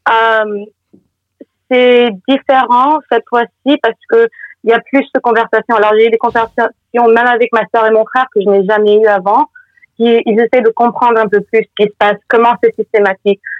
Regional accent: New York, United States; puisque j'ai grandi à Brooklyn

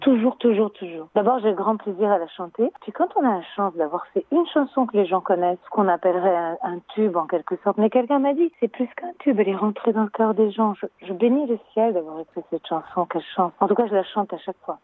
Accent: Italy; je suis italienne

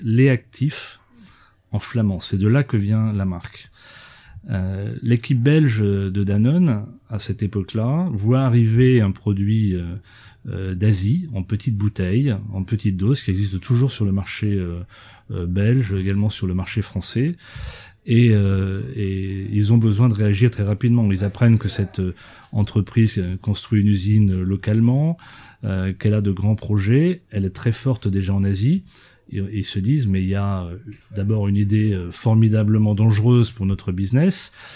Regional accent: eastern France, France; je suis originaire de l'est de la France et que j'ai grandi avec ça

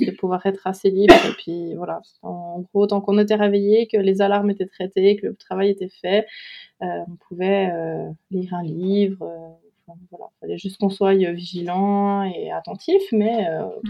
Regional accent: Switzerland; moved away as an adult; also born or lived in Doubs, Bourgogne-Franche-Comté, France; now in France; je suis née en Suisse, où j'ai vécu euh, la plupart de ma vie

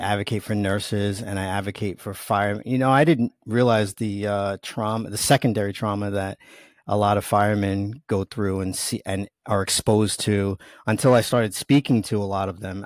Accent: New York, United States; accent: New York; You probably hear my New York accent, and, uh, I don't even try to hide it. I'm proud of being from New York

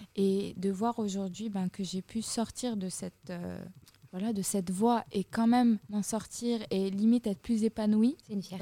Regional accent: Fès, Fès-Meknès, Morocco; moved away; je suis rentrée chez moi à Fès

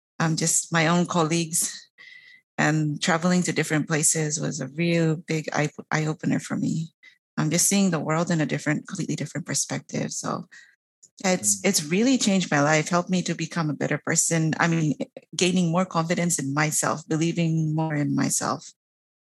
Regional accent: Papua New Guinea; I am from Papua New Guinea, and it's a small island nation north of Australia

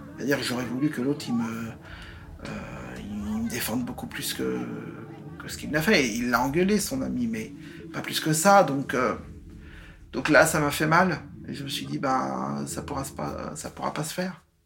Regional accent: Nantes, Pays de la Loire, France; moved away as an adult; also born or lived in England / Ain; je suis né à Nantes euh, en mai 67

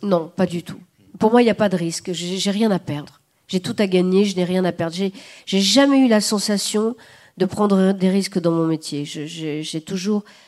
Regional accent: the South, southern France, France; je suis du Sud, euh, que je serai éternellement, je suis vraiment du Sud

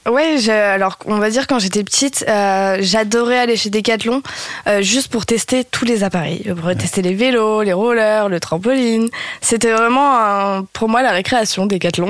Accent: Lille, Hauts-de-France, France; also born or lived in Réunion; Je suis originaire de Lille et j'ai passé, euh, j'y ai passé 20 ans de ma vie

